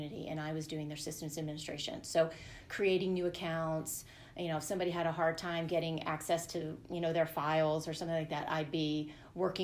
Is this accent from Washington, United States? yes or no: no; Northern Virginia, United States; moved away as an adult; also born or lived in California; now in Colorado, United States; I consider myself growing up in the Northern Virginia area